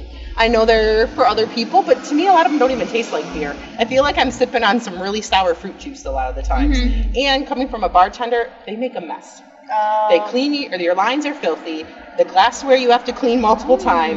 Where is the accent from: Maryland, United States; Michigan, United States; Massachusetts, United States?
Michigan, United States; moved away; I'm from this little town in Michigan, and there's no craft beer except Bell's Two Hearted.